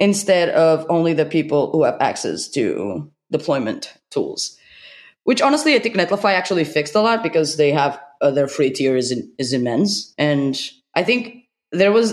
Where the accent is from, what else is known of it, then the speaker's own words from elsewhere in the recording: Portugal; I'm from Portugal.